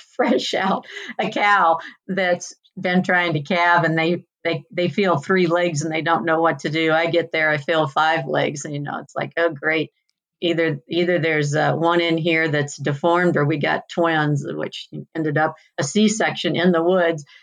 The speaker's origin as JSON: {"language": "English", "town": "Union", "region": "Missouri", "country": "United States", "tie": "born or raised there", "moved": "yes", "lives_now": "Cave Creek, United States", "said": "I grew up in Missouri, about an hour southwest of St. Louis at the north end of the Ozarks in a town called Union"}